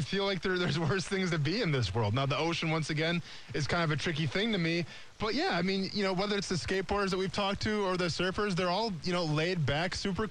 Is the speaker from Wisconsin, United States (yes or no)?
yes; Iola, Wisconsin, United States; moved away; back in my hometown of Iola, Wisconsin